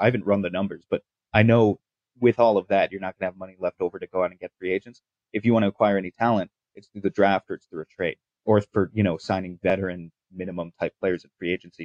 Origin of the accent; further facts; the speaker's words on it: New York, United States; I'm from New York